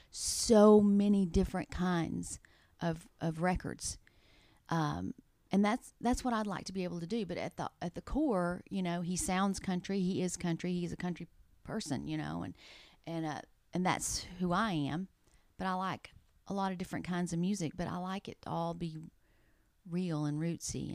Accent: East Texas, United States; moved away as an adult; now in Nashville, United States; I'm from East Texas.

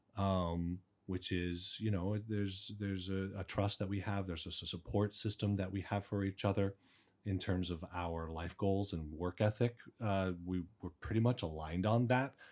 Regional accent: Arizona, United States; moved away as an adult; now in China; I'm from the United States, Arizona, uh, raised there, and I've been in China for nine years.

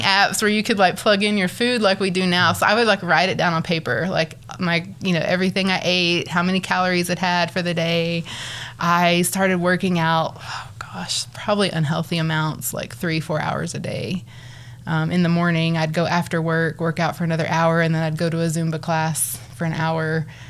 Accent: Borger, Texas, United States; also born or lived in Arlington, Texas; now in Amarillo, United States; I grew up in the big town of Borger, Texas

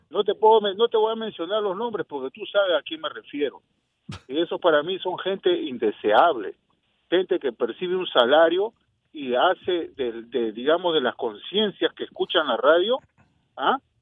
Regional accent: Peru; now in Tampa, United States; yo soy del Perú

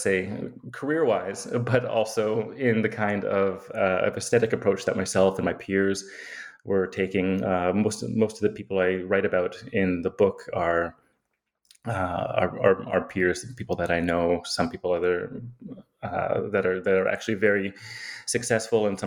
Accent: Yukon, Canada; moved away; also born or lived in Edmonton / Antigonish, Nova Scotia / Toronto / Victoria; I grew up in the Yukon

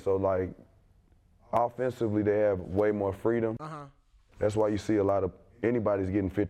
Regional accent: the South, United States; I come from the South

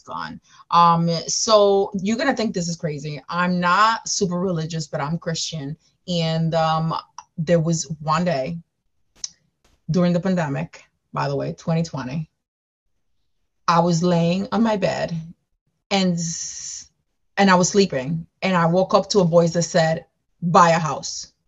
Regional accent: Dominican Republic; also born or lived in Bronx, New York / Queens, New York; now in New York City, United States; i am from new york city I was I came here from the Dominican Republic uh, 17 years ago um, to the Bronx, New York.

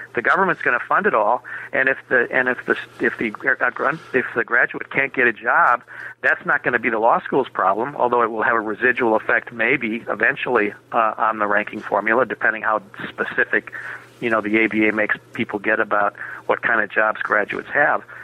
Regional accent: Minneapolis, Minnesota, United States; I was born and raised in Minneapolis.

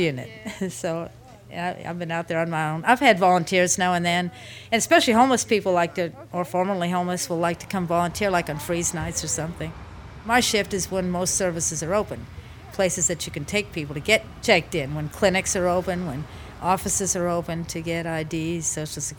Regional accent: Louisville, Kentucky, United States; also born or lived in Fort Wayne, Indiana / Virginia; now in New Orleans, United States; Basically grew up in Louisville, Kentucky. That's what I would relate to as home.

